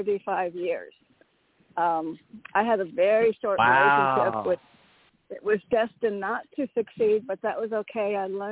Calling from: Connecticut, United States; from Connecticut.

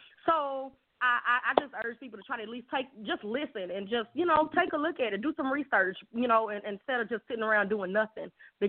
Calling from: Texas, United States; I'm calling from Texas.

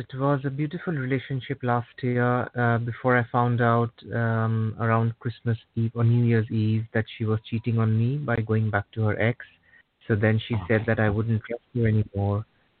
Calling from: United Kingdom; I'm calling from the UK.

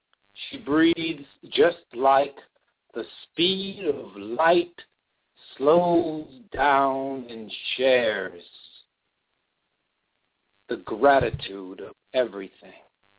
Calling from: New Britain, Connecticut, United States; I'm living in New Britain, Connecticut, and my radio show that I share on your page is from Middletown, Connecticut.

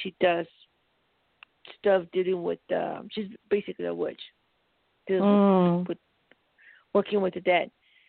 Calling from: Colorado, United States

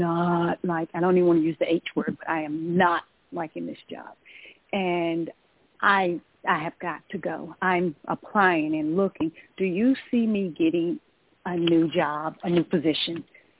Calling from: Georgia, United States; I'm calling from Georgia.

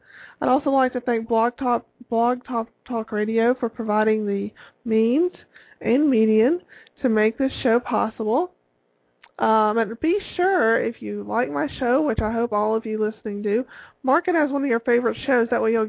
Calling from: Tallahassee, Florida, United States; I come from you from Tallahassee, Florida, and it has gone from being fairly mild temperatures to being in the full-blown mid-80s

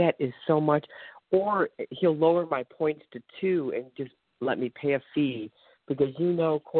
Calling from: Ohio, United States; I'm calling from Ohio.

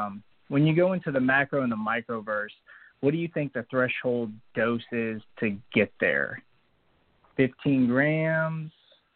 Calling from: Texas, United States; I'm from Texas.

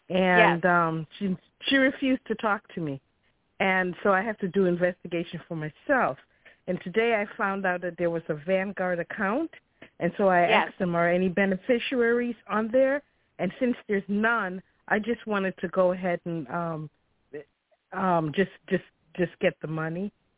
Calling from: Chicago, Illinois, United States; from Chicago.

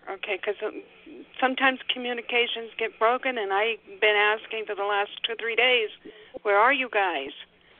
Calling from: Salem, Oregon, United States; I'm actually calling from Salem, Oregon. It's not that far away, but sometimes it feels like it is.

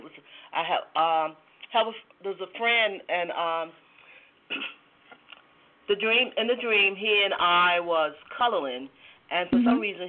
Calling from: Georgia, United States; I'm calling from Georgia.

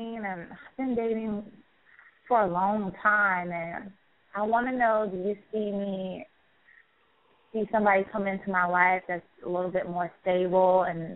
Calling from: Daytona Beach, Florida, United States; Daytona Beach.

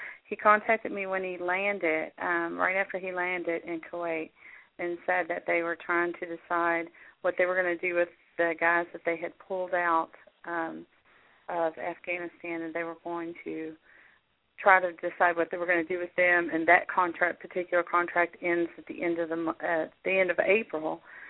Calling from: Kentucky, United States; …. Kentucky.

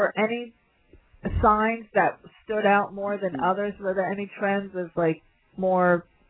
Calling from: London, United Kingdom; I'm calling in from London, you know, at the midnight.

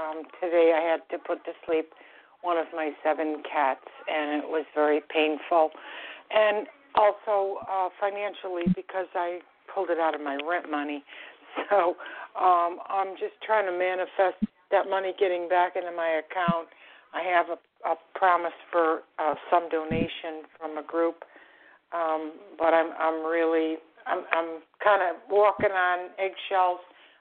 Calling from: Florida, United States; I'm calling from Florida.

